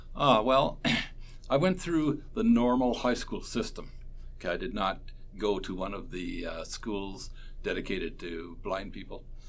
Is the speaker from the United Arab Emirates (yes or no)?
no; Port Dover, Ontario, Canada; also born or lived in Brantford, Ontario; I was born in Brantford, Ontario, ah. but I grew up in Port Dover.